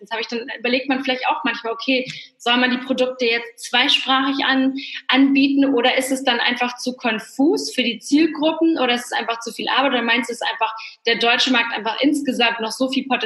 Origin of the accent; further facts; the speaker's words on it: Poland; Ich komme ja ursprünglich aus Polen, deswegen ist es für mich immer ganz schön zu hören, dass sich da ganz viel tut.